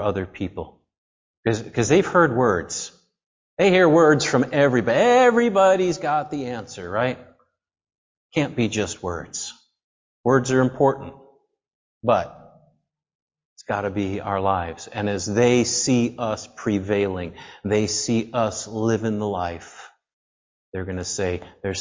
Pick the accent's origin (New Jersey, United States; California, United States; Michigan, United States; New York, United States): New York, United States; upstate; moved away as an adult; also born or lived in Ohio; we're from New York, right? We're from upstate New York